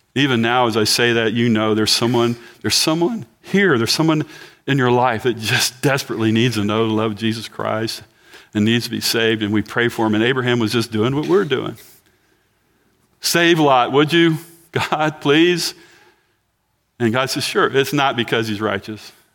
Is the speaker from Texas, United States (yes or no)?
yes; Galveston County, Texas, United States; I'm from Galveston County